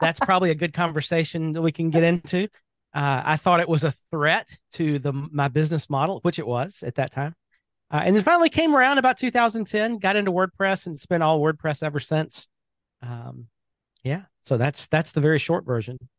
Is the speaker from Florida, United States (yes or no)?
no; Birmingham, Alabama, United States; I am from Birmingham, Alabama. That is home.